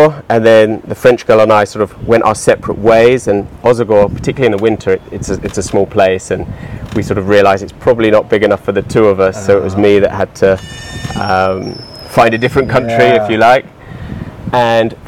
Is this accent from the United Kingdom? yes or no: yes; England, United Kingdom; moved away as an adult; also born or lived in northern Spain / Italy; now in Portugal; I'm from England